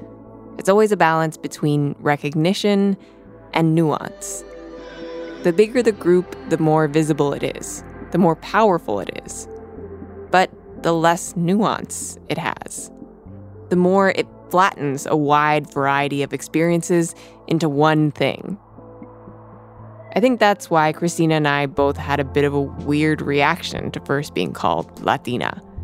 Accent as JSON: {"language": "English", "town": "Miami", "region": "Florida", "country": "United States", "said": "I'm from Miami, a place where people speak to you in Spanish before English, and people ask you what part of Cuba or Venezuela or Puerto Rico your family is from."}